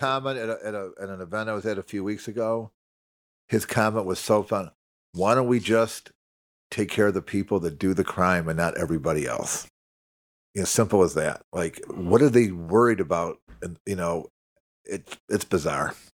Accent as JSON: {"language": "English", "town": "Chicago", "region": "Illinois", "country": "United States", "said": "I'm from Chicago"}